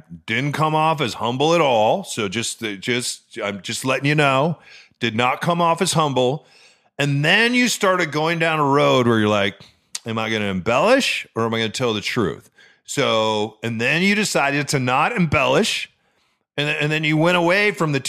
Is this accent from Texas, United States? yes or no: no; New Mexico, United States; also born or lived in Chicago / Los Angeles; And I was born in Chicago, but then I spent junior high and high school in New Mexico. Incredibly different place than Chicago. Then moved to LA, first time on the West Coast.